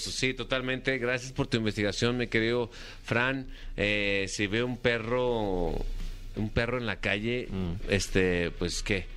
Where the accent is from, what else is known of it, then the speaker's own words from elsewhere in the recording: Aguascalientes, Mexico; yo soy de Aguascalientes, México, un lugar que es conocido mundialmente como el lugar de la gente buena.